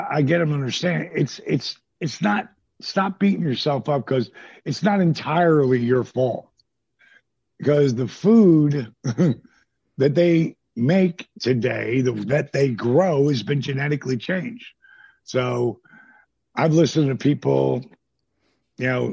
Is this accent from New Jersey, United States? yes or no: yes; New Jersey, United States; I'm from New Jersey.